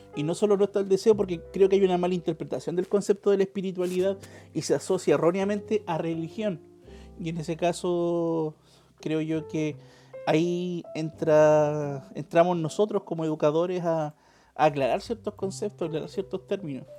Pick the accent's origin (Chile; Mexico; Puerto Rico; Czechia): Chile; procesos históricos que hemos vivido como chilenos